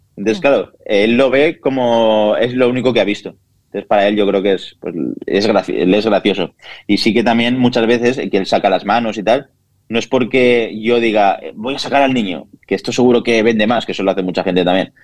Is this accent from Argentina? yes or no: no; Villarreal, Valencian Community, Spain; also born or lived in Castellón; Pues yo nací en Castellón, aquí al lado de Villarreal, soy de Villarreal de toda la vida